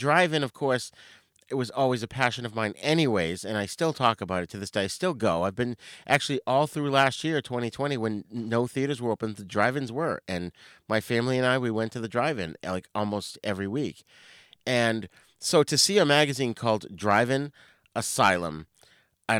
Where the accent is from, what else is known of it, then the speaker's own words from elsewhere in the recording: New England, United States; I'm from New England. I don't pronounce my R's.